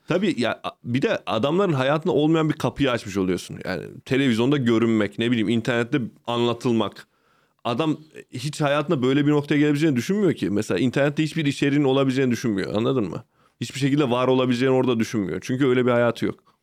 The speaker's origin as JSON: {"language": "Turkish", "region": "Ankara", "country": "Turkey", "tie": "born or raised there", "also_born_or_lived": "Çorum", "said": "Gecekondu Mahallesi'nde büyüdüm orada."}